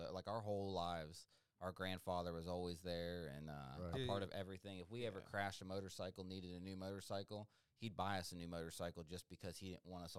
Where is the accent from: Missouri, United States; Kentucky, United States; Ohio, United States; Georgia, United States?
Georgia, United States; And we're from South Georgia, so it's all dirt, roundy-round track down there, and they take that shit serious down there.